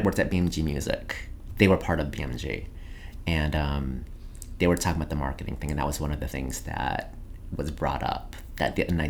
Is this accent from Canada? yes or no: no; France; I thought it was like, I'm originally from France, so FR.